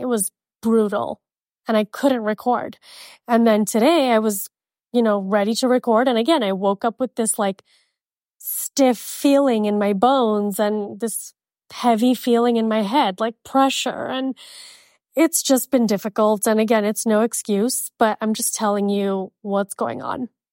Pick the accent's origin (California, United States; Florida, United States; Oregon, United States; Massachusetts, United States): Florida, United States; Miami; moved away as an adult; now in Arizona, United States; Living in Miami would be a dream. it's my hometown